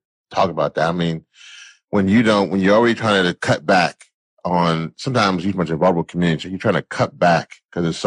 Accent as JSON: {"language": "English", "region": "Louisiana", "country": "United States", "said": "I'm from Louisiana"}